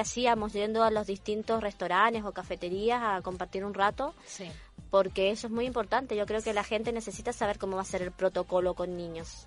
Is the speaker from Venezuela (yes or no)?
no; Argentina; moved away as an adult; now in Chile; Yo soy argentina, pero vivo aquí hace